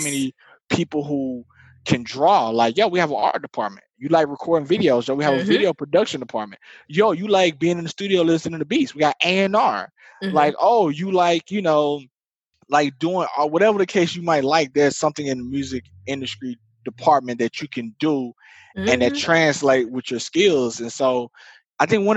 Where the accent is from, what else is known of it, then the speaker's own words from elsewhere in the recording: Marianna, Arkansas, United States; moved away; I'm from Arkansas, I'm from Mariana